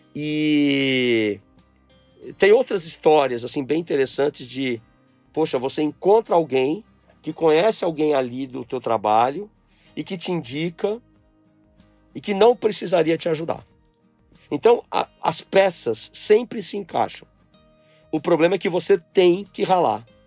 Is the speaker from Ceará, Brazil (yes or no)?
no; São Paulo, Brazil; also born or lived in Brasília; voltei a São Paulo, onde eu nasci, e fui criado por esse meu avô e minha avó.